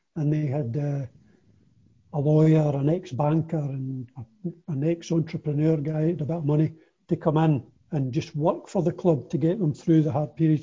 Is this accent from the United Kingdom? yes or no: yes; Kilmarnock, Scotland, United Kingdom; I was born and brought up in Kilmarnock, so I was naturally a Kilmarnock supporter